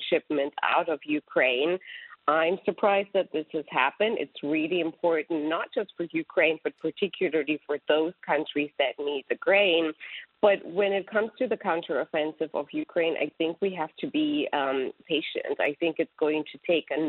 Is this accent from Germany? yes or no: yes; Germany; now in United States; I'm a proud European. I grew up in Germany